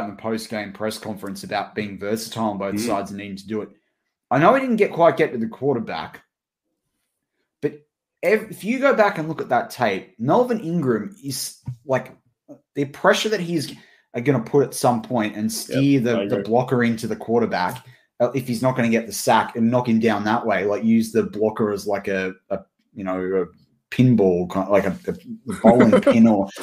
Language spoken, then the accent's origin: English; Australia; We're Australian here